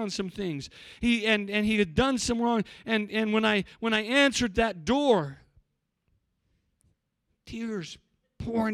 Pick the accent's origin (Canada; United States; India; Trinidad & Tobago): United States; Cortez, Colorado; also born or lived in Africa; When I was in the church I grew up in, we had, you have to understand, in Cortez, there's not many African Americans